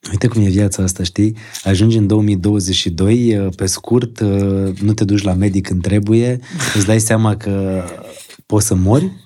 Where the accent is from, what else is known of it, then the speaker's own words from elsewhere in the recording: Bălănești, Gorj, Romania; am copilărit într-o zonă de lângă Târgu Jiu, la Bălănești